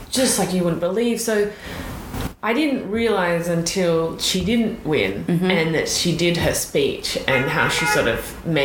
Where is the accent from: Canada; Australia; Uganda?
Australia; now in United States; being an Australian and not being able to vote